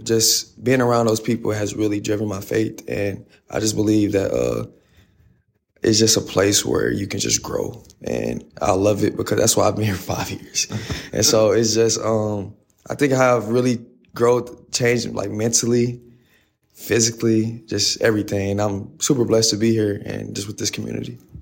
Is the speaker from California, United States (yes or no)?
no; Fort Worth, Texas, United States; moved away; I'm from Fort Worth, Texas. Um, I went to Nolan Catholic, uh, played varsity for four years there.